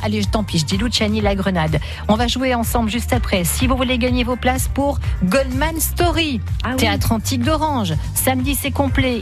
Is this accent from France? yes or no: yes; Vaucluse, Provence-Alpes-Côte d'Azur, France; chez nous en Vaucluse